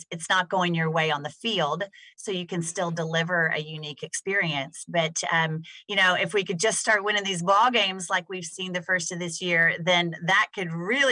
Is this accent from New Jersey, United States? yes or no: no; Texas, United States; being a Texan